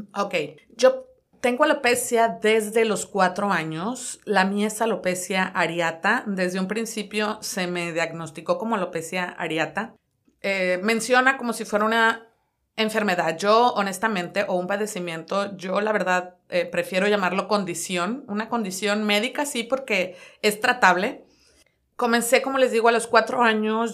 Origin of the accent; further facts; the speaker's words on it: Culiacán, Sinaloa, Mexico; moved away as an adult; now in Dallas, United States; soy de la hermosa tierra de Culiacán, Sinaloa, nacida allá